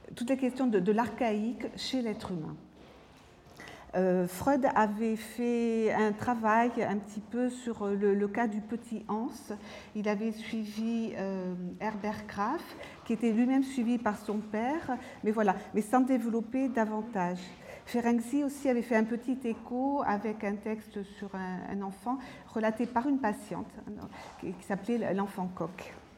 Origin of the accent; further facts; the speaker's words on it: France; je suis française